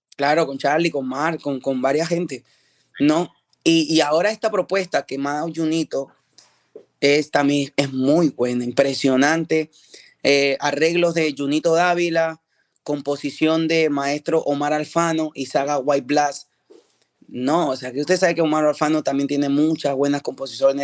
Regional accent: Peru; now in United States; estoy regresando a mi país, a mi país de origen, Perú

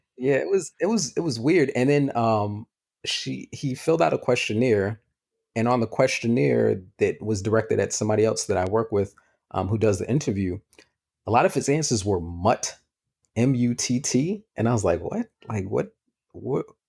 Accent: New York City, New York, United States; I'm from New York too

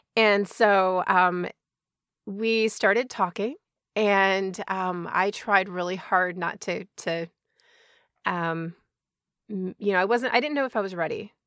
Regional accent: Chicago, Illinois, United States; also born or lived in Georgia; now in Washington, United States; I grew up in Chicago suburbs

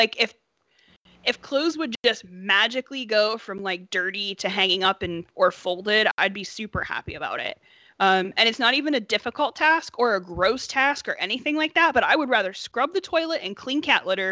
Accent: Appalachia, Southern Ohio, United States; I'm from Southern Ohio. I'm from the hills of Appalachia

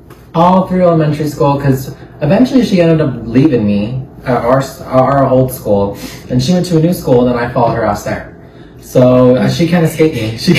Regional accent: Utah, United States; born or raised there

